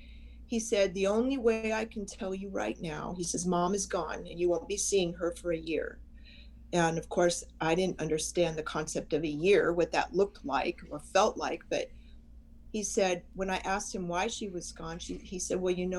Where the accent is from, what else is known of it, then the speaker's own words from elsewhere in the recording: San Diego, California, United States; I was born in San Diego